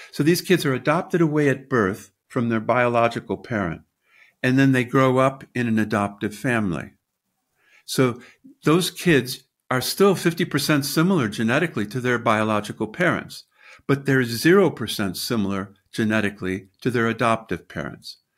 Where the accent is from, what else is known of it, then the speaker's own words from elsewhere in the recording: United States; moved away as an adult; also born or lived in Britain; now in United Kingdom; I'm an American in Britain